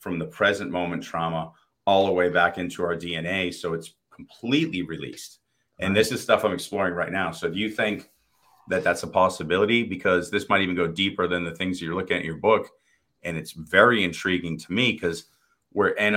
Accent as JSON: {"language": "English", "town": "Boston", "region": "Massachusetts", "country": "United States", "tie": "born or raised there", "said": "I grew up in Boston"}